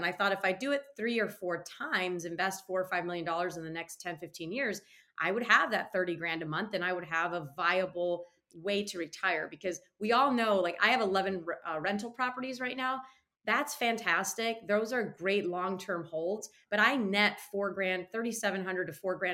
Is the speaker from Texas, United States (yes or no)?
no; Michigan, United States; born or raised there; moved away as an adult; now in North Carolina, United States